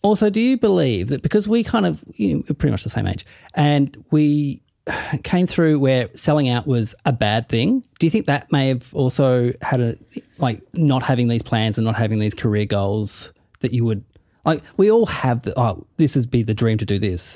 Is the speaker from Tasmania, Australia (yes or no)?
yes; Tasmania, Australia; moved away as an adult; now in Melbourne, Australia; I say I'm from Tassie